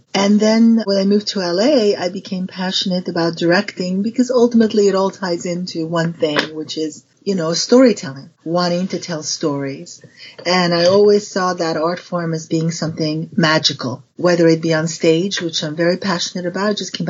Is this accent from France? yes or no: yes; Paris, Île-de-France, France; But I was raised in Paris, and my dad at the time was the first one to head the William Morris agency in Paris.